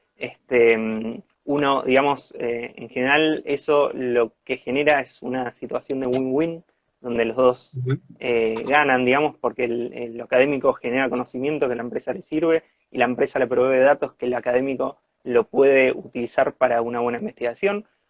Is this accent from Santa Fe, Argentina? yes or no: no; Corrientes, Argentina; moved away as an adult; now in Bariloche, Argentina; primo de Francisco, eh, de Corrientes